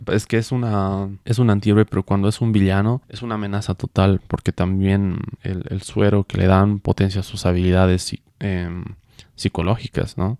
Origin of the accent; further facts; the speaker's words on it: Cochabamba, Bolivia; yo soy de Bolivia, de Cochabamba, Bolivia